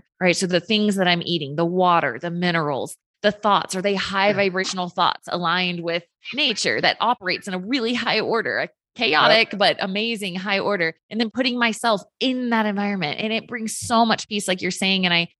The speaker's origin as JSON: {"language": "English", "region": "Virginia", "country": "United States", "moved": "yes", "lives_now": "Utah, United States", "said": "I'm from Virginia, so that's close to home. Grew up going to North Carolina"}